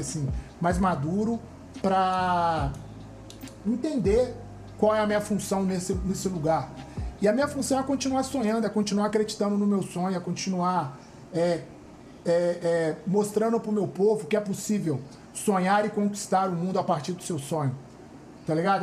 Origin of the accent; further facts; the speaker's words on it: Belo Horizonte, Minas Gerais, Brazil; moved away as an adult; now in Rio de Janeiro, Brazil; eu sou do Alto Veracruz